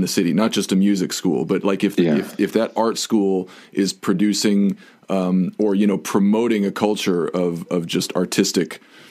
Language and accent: English; New Mexico, United States; I grew up in New Mexico